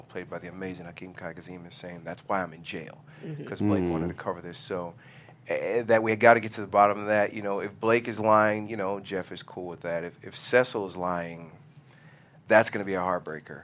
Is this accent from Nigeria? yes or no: yes; Nigeria; being a Nigerian man